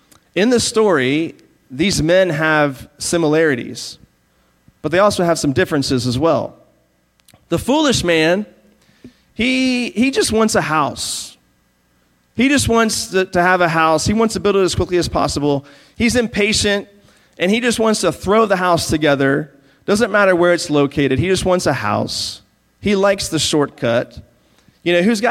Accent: Virginia, United States; moved away; I grew up in Virginia

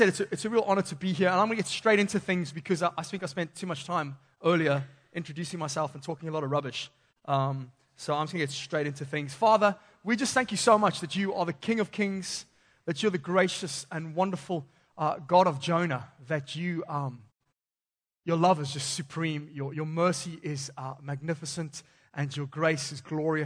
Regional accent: Zimbabwe; moved away; growing up in Zimbabwe

